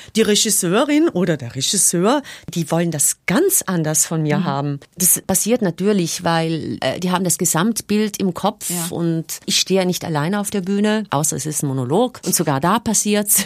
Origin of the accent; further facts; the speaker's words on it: South Tyrol, Trentino-Alto Adige, Italy; bei uns in Südtirol